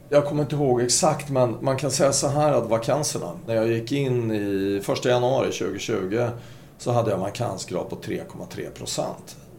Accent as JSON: {"language": "Swedish", "country": "Sweden", "said": "som svensk ansvarig för Norden"}